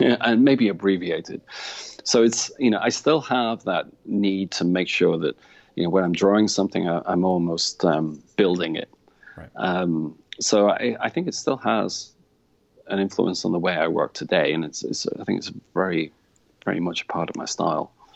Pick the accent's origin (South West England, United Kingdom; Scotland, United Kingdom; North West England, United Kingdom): North West England, United Kingdom; a town about 20 miles from Manchester, between Manchester and Liverpool; moved away as an adult; now in Ireland; I actually come from a town about 20 miles away from Manchester. It's situated probably the same distance to Liverpool as it is to Manchester